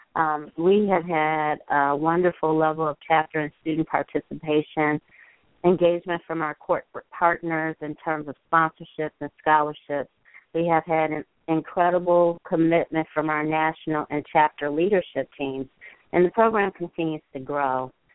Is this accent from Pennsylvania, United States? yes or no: no; Chicago, Illinois, United States; I am in Chicago, my hometown